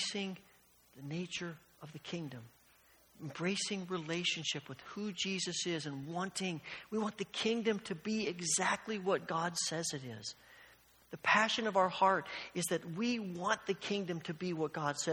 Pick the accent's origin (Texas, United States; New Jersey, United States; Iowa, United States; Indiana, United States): Indiana, United States; Evansville; when I was young and I was growing up in Evansville, Indiana